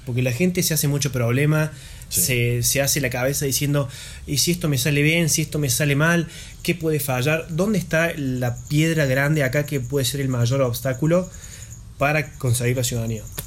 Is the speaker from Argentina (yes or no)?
yes; Argentina; Nosotros somos argentinos